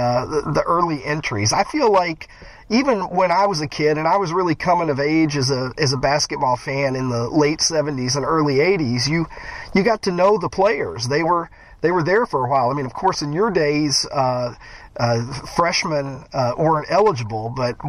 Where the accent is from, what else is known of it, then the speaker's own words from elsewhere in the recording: Kentucky, United States; I was born in 1971 in Kentucky